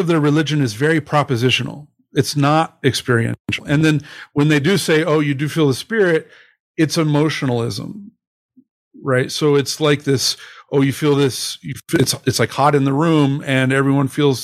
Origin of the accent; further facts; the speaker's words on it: Utah, United States; also born or lived in Canada; I grew up in Utah, okay, largely